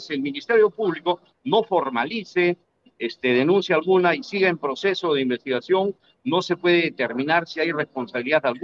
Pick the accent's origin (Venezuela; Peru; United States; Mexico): Peru; No, yo soy peruano.